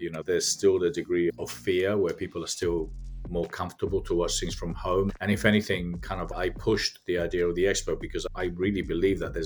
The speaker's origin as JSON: {"language": "English", "country": "Spain", "tie": "born or raised there", "also_born_or_lived": "London, United Kingdom", "said": "I was born in London from Spanish immigrants. So hard workers, lived in London till I was 9. Then I moved to Spain. I was brought up in Spain all my life."}